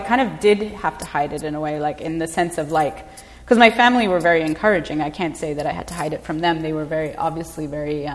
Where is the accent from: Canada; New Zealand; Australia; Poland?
Canada; Vancouver, British Columbia; growing up in Vancouver